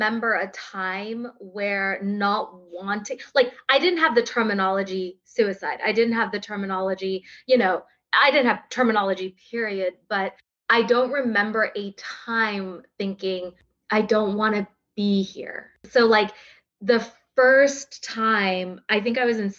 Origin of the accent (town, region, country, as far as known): Texas, United States; born or raised there; accent: drawl; also born or lived in South India